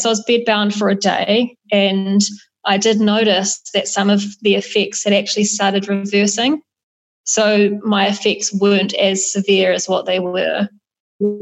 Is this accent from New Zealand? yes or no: yes; New Zealand; moved away; also born or lived in Australia; as a New Zealander